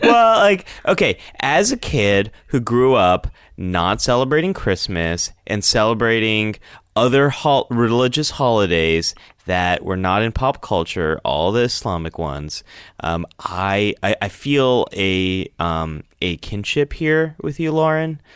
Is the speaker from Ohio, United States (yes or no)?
no; Northern California, United States; born or raised there